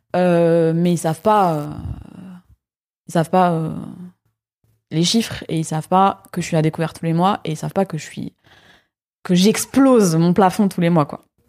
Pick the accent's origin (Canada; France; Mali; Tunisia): France; Paris, Île-de-France; moved away as an adult; now in Lyon, France; j'ai grandi à Paris, donc j'ai vécu 18 ans à Paris.